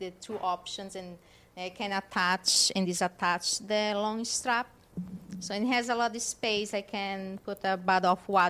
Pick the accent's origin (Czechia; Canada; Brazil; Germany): Brazil; South Region; first language German; English is a second language; moved away; I am born in South Brazil, but we have a huge German colony over there. So my parents taught us first German when we were little.